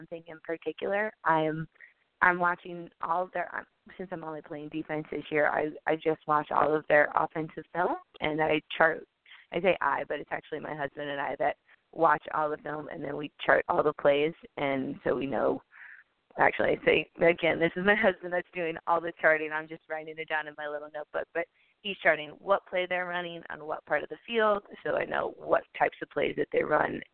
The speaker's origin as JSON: {"language": "English", "town": "St. Louis", "region": "Missouri", "country": "United States", "said": "I'm from St. Louis"}